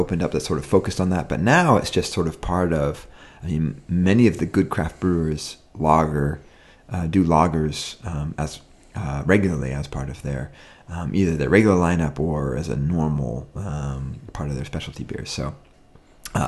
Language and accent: English; Wisconsin, United States; I'm from Wisconsin